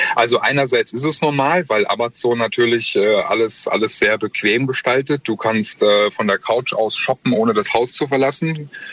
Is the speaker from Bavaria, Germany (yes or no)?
no; Mannheim, Baden-Württemberg, Germany; ich komme aus Mannheim